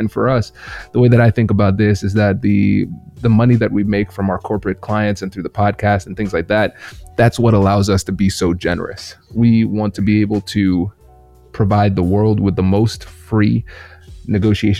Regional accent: United States; accent: Caribbean; growing up in America, I remember I was very different from the people who were around me. I was racially different. I was ethnically different. I had an accent at the time, a Caribbean accent

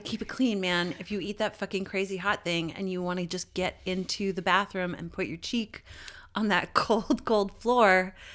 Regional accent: Canada; I'm fucking Canadian

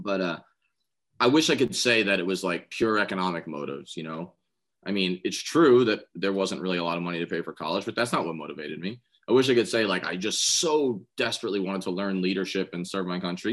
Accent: New York City, New York, United States; I grew up in Staten Island

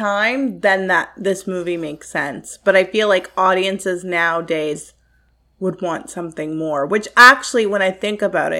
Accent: Canada; I love Canada. Like, yeah. I love living here. I love being a Canadian.

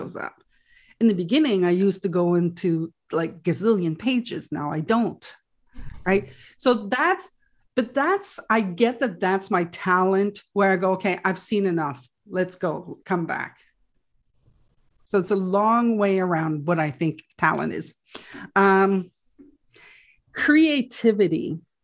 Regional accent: Quebec, Canada; first language French; English is a second language; I'm French, right? My first language is French

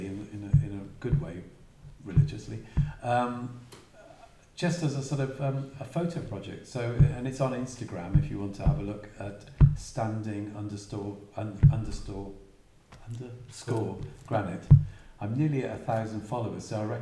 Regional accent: Wales, United Kingdom; moved away as an adult; now in West Cornwall, United Kingdom; I'm from Wales

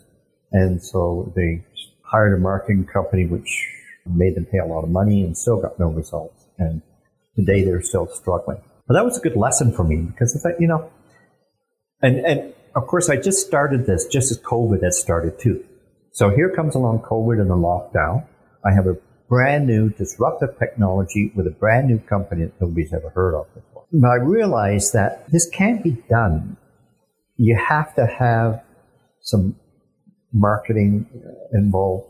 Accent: Nova Scotia, Canada; moved away as an adult; also born or lived in England / London, Ontario; I was born in England, dragged across the ocean when I was five, and we settled in Nova Scotia. And that's where I did all my grade school.

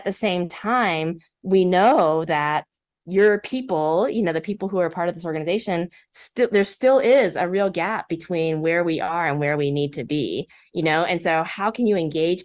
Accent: Texas, United States; I grew up in Texas, and I was a daughter of Korean immigrants

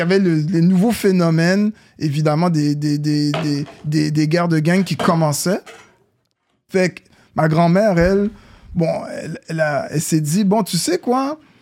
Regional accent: Montreal, Quebec, Canada; also born or lived in New York; j'ai quitté Saint-Michel il y a plusieurs années

